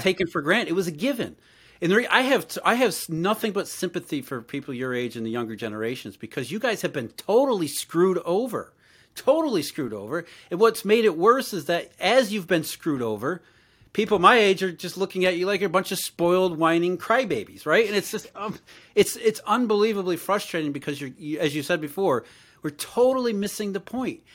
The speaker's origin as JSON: {"language": "English", "region": "Rust Belt", "country": "United States", "tie": "born or raised there", "said": "I grew up in the Rust Belt"}